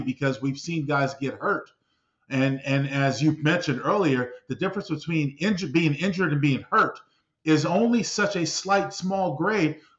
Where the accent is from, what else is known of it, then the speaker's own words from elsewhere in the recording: San Diego, California, United States; my hometown of San Diego